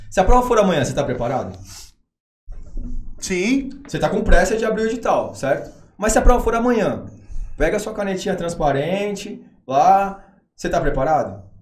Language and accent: Portuguese; Santos, São Paulo, Brazil; Eu sou de Santos.